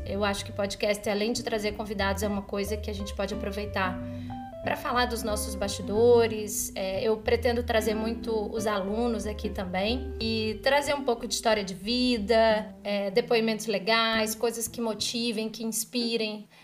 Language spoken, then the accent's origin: Portuguese; São Luís, Maranhão, Brazil; moved away; also born or lived in Rio de Janeiro; lá em São Luís, no Maranhão, que é onde eu nasci, onde estava a minha família